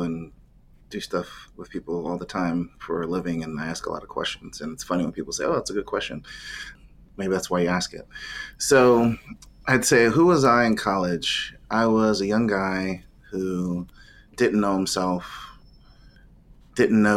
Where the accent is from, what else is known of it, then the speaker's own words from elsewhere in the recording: Ohio, United States; I grew up in Ohio, played soccer for most of my life, ran track